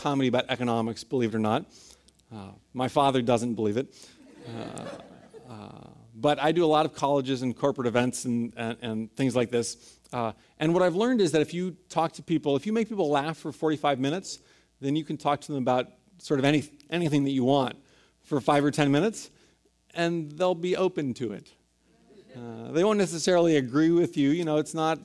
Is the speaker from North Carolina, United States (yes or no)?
no; San Francisco, California, United States; born or raised there